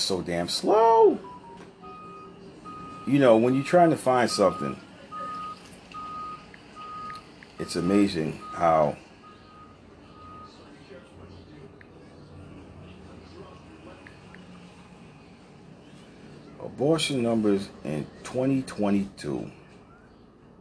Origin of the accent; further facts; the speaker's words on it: Rhode Island, United States; my home state of Rhode Island